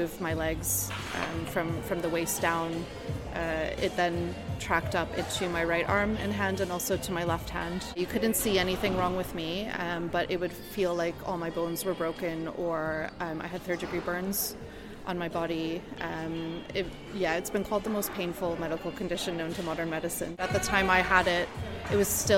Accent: Canada; my home country of Canada

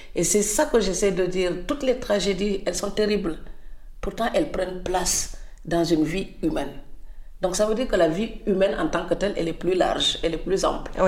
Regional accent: Senegal; moved away; en tant que Sénégalais

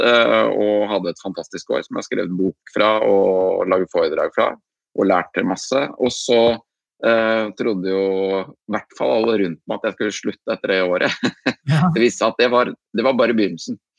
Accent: Andebu, Vestfold, Norway; moved away; akkurat nå er jeg en liten tur hjemme i Andebu, på gården til eh, foreldrene mine. Her som jeg er vokst opp, da.

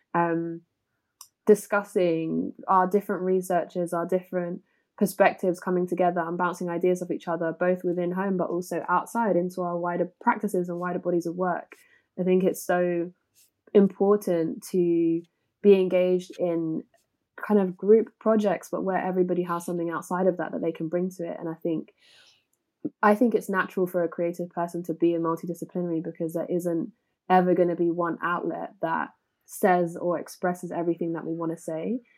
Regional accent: London, United Kingdom; Growing up in Walthamstow anyway was super multicultural

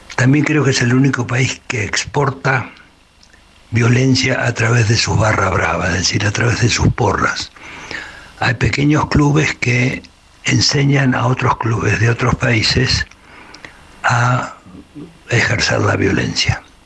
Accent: Argentina; moved away; mi país de origen es Argentina

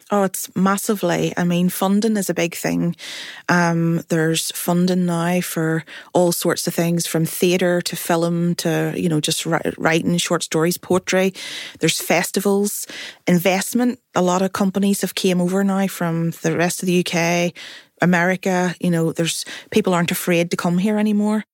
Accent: Belfast, Northern Ireland, United Kingdom; I am from Belfast, North Belfast

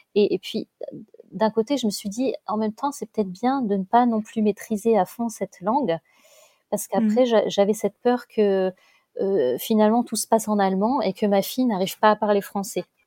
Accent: Lille, Hauts-de-France, France; moved away as an adult; now in Mainz, Germany; je suis une ch'ti, on a la famille, euh, on est une famille de ch'tis

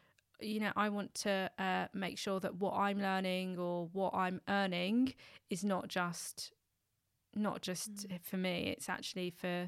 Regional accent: London, United Kingdom; someone who's born and raised in London. You know, London in itself is a, you know, West London.

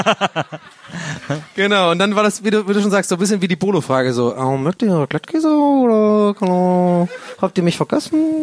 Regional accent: Southern Germany, Germany; bei uns im Süden

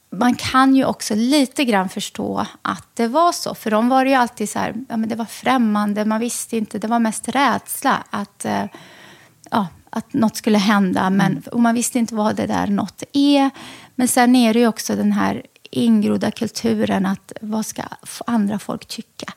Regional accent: Lidköping, Västra Götaland, Sweden; moved away; also born or lived in Lebanon / Västerås; jag växte upp i Lidköping i Västra Götaland

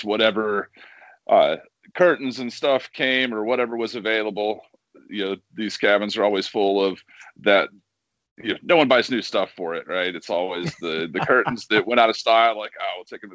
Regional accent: Wasilla, Alaska, United States; also born or lived in Tampa, Florida; I grew up in Wausau, Alaska

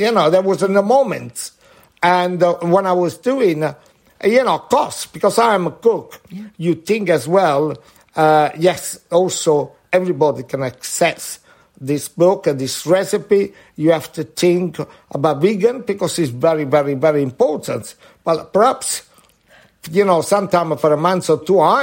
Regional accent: Amalfi Coast, Campania, Italy; moved away; I was born in Amalfi Coast, 35 meters above the sea

